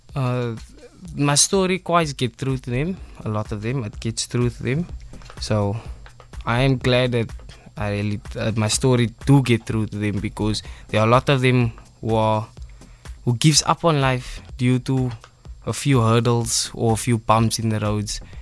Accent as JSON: {"language": "English", "town": "Cape Town", "region": "Western Cape", "country": "South Africa", "said": "Mitchell's Plain. I'm originally from Mitchell's Plain, East Ridge."}